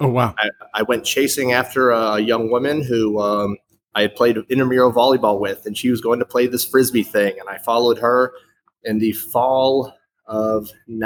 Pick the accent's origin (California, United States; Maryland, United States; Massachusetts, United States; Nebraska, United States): Massachusetts, United States; Boston; moved away as an adult; also born or lived in Beijing / Hanoi; now in Siem Reap, Cambodia; I am originally from Boston, Massachusetts, USA